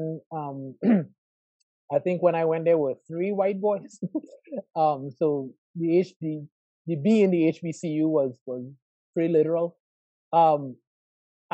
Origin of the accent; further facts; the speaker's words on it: Trinidad & Tobago; moved away as an adult; also born or lived in Atlanta, Georgia; now in Miami, United States; I was born and raised in Trinidad and Tobago